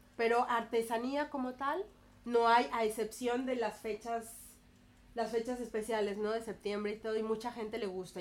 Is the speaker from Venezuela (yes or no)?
no; Mexico; moved away as an adult; now in Barcelona, Spain; soy mexicana, llevo 11 años aquí en Barcelona.